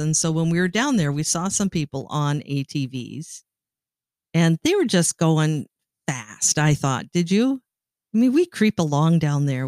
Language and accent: English; Sault Ste. Marie, Ontario, Canada; moved away; I grew up in Sault Ste. Marie, Ontario, Canada